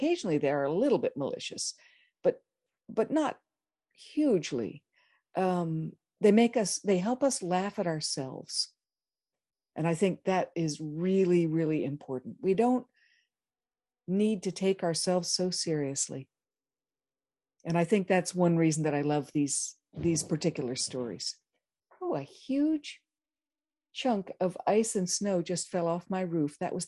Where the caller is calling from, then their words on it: Lawrence, Kansas, United States; I am here from Lawrence, Kansas.